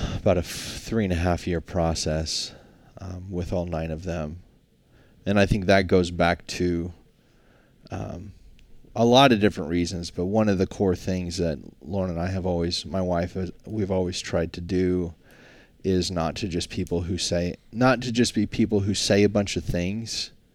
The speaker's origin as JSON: {"language": "English", "region": "Alaska", "country": "United States", "tie": "born or raised there", "said": "construction was just the default growing up in Alaska"}